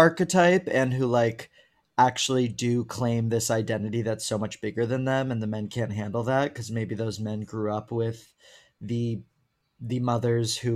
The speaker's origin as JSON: {"language": "English", "town": "Houston", "region": "Texas", "country": "United States", "tie": "born or raised there", "moved": "yes", "lives_now": "New York, United States", "said": "the Jewish world I grew up in, because I went to Jewish private school my whole life and like Houston has a very big Jewish community"}